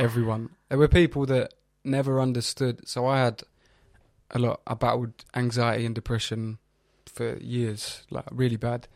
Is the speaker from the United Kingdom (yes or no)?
yes; London, United Kingdom; I'm from North East London